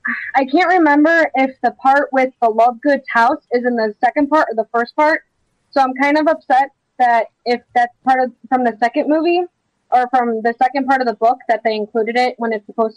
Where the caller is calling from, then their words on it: Chicago, Illinois, United States; Chicago, Illinois.